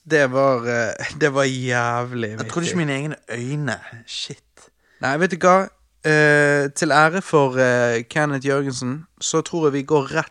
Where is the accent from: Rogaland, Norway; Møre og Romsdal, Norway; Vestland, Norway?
Rogaland, Norway; Stavanger; accent: Stavanger dialect; jeg skal slutte med den Stavanger-dialekten min.